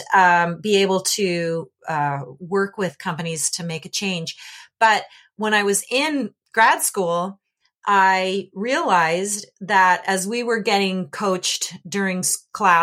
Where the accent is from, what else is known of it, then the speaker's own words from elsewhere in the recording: Canada; When I was a little kid, I grew up in Canada